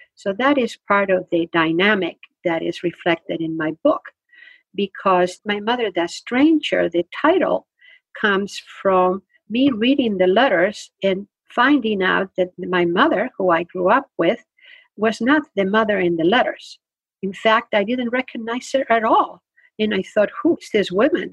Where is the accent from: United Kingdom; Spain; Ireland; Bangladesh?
Spain; English is a second language; now in United States; I grew up in Spain